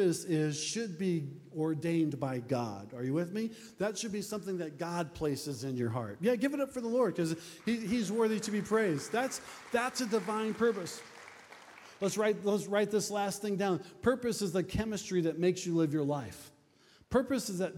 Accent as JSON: {"language": "English", "region": "Nebraska", "country": "United States", "said": "We're from Nebraska."}